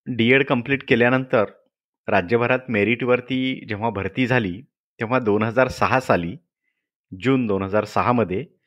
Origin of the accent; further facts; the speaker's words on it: Latur district, Marathwada, Maharashtra, India; moved away as an adult; मी मूळचा लातूर जिल्ह्यातला आहे मराठवाड्यातला